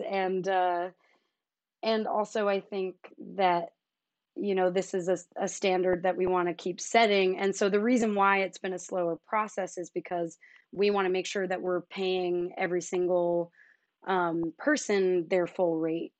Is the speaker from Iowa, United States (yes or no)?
no; suburbs of Philadelphia, Pennsylvania, United States; moved away; I am also from the suburbs of Philly